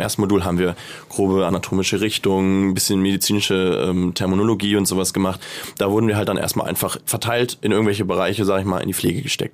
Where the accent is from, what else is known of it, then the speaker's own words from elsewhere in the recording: Hamburg, Germany; moved away; also born or lived in Malta; Ich bin gebürtiger Hamburger